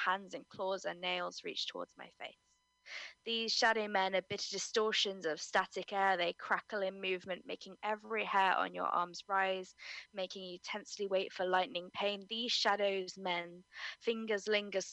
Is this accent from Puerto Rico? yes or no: no; Cornwall, South West England, United Kingdom; I'm a Cornish maiden who lives such a messy life